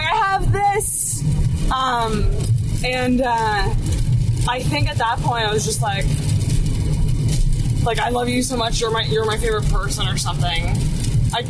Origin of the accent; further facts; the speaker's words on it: Canada; we're fans from Canada